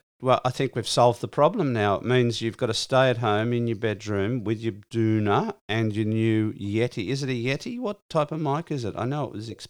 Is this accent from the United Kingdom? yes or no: no; Sydney, New South Wales, Australia; I grew up in the Shire as well.